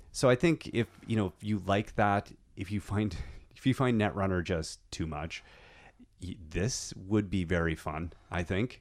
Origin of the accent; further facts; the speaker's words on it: Canada; I am so Canadian